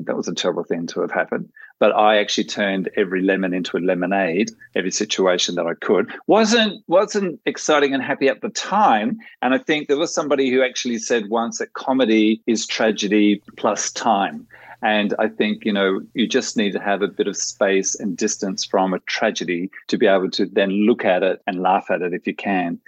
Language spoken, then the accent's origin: English; outback of New South Wales, Australia; also born or lived in Japan / Germany; now in Netherlands; I'm still a bush pig from the outback of New South Wales